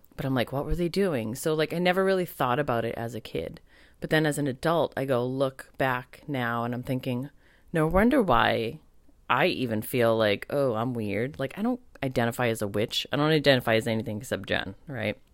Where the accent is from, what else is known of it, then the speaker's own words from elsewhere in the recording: United States; being raised as an American with Italian, American really strong background